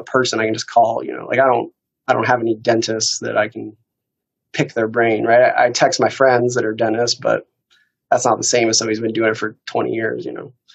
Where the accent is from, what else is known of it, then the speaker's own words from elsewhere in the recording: Iowa City, Iowa, United States; I grew up in Iowa City